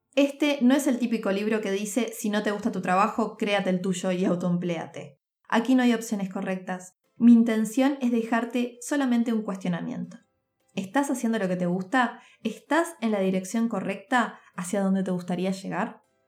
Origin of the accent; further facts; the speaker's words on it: Montevideo, Uruguay; also born or lived in Turin, Italy; nací en Montevideo, Uruguay